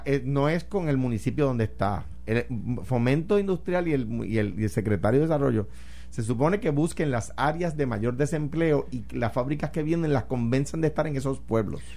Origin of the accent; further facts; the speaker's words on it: Puerto Rico; nuestra patria